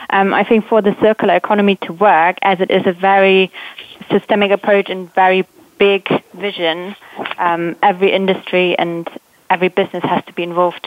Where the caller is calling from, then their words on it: London, United Kingdom; From the UK, from London.